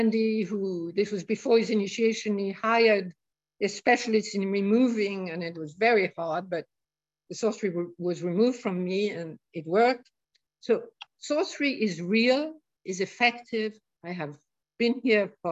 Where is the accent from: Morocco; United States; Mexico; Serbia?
Morocco; moved away; also born or lived in India; I grew up in Morocco, I lived in India for years